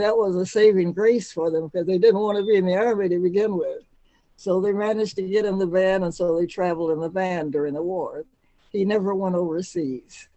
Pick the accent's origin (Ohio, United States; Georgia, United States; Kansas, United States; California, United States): Ohio, United States; Cleveland; I was born in Cleveland, Ohio, back in 1927